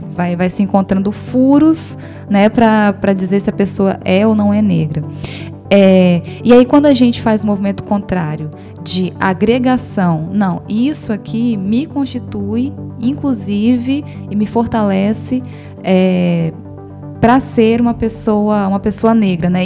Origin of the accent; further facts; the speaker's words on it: Brazil; a gente nasceu negro no Brasil